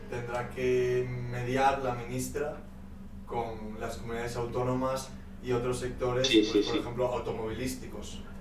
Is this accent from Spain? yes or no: yes; Canary Islands, Spain; Entonces, yo que como soy canario no tengo, pues.